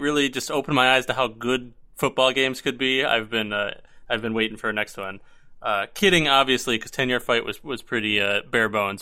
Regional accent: Buffalo, New York, United States; I'm from Buffalo

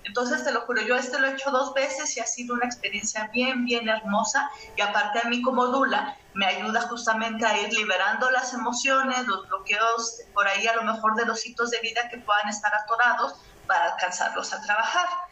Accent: Mexico; nosotras eh, como mexicanas

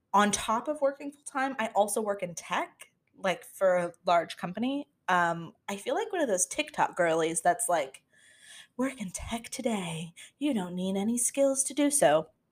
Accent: Florida, United States; moved away as an adult; now in Washington, D.C., United States; I was born and raised in Florida, but we don't claim it

